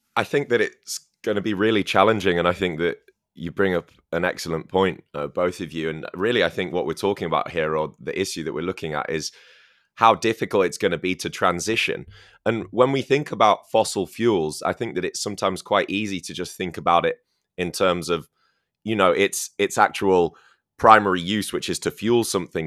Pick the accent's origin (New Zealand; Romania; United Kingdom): United Kingdom; near Manchester, North West England; moved away; the city of Manchester, which is much closer to my hometown as well